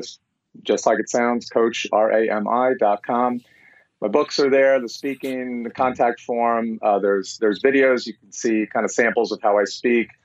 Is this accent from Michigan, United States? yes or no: no; New York, United States; now in Atlanta, United States; growing up in New York